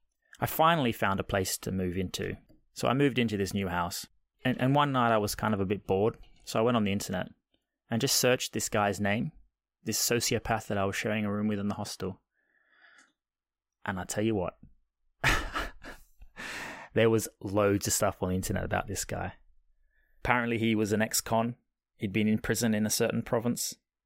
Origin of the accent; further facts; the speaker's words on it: Australia; which is probably slightly a byproduct of growing up in Australia anyway.